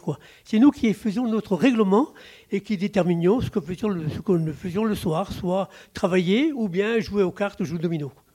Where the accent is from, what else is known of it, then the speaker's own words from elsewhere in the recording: Plouzévédé, Brittany, France; also born or lived in Brest; Je suis né à Pouzévédé, c'est tout à côté de, Guiglan, c'est pas loin. À Pouzévédé, et donc mes, parents étaient paysans, petits paysans